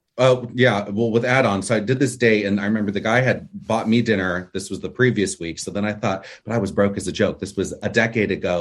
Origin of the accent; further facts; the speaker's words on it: Orange County, California, United States; I was born here in the States, in California, in Orange County, California